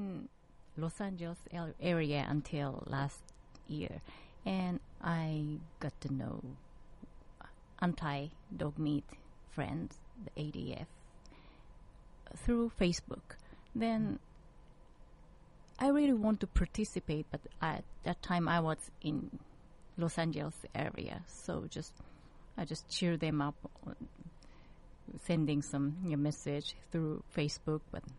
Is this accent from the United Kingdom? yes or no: no; Japan; born there; also born or lived in United States; I'm Korean, but my parents are Korean, but I was born in Japan, and I lived in United States for a long time.